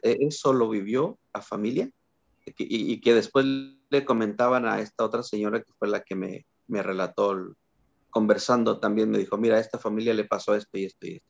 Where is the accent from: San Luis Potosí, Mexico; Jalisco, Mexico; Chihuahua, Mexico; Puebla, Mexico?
San Luis Potosí, Mexico; Matehuala; cuando yo era niño, recuerdo, tenía seis años, algo así. Eh, iba al kiosquito ahí en mi pueblo, en Matehuala